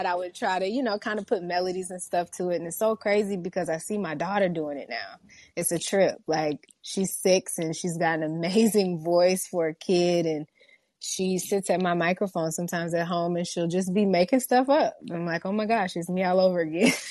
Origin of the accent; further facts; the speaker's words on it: Houston, Texas, United States; I was born and raised in Houston, Texas